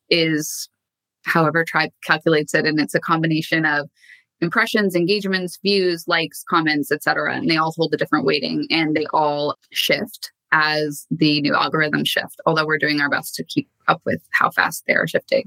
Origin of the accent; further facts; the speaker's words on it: Canada; moved away as an adult; also born or lived in New York / London; now in Los Angeles, United States; So I am originally from Canada and I've been in LA now for the past six odd years